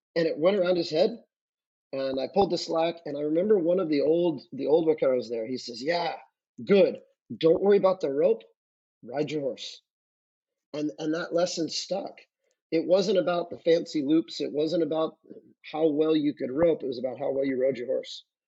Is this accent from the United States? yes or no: yes; Santa Ynez, California, United States; the area where I grew up in San Ynez, Santa Barbara County